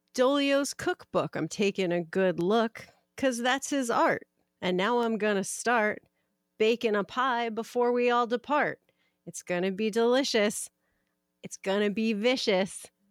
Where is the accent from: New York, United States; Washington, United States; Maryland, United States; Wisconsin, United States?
Maryland, United States; I'm from Maryland